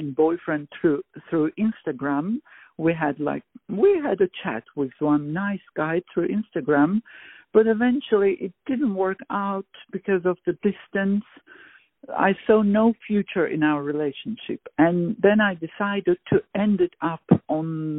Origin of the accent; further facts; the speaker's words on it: Baku, Azerbaijan; moved away as an adult; now in The Hague, Netherlands; I was born in Baku, Azerbaijan. And at the age of 5, I start liking music, having interest in it at the kindergarten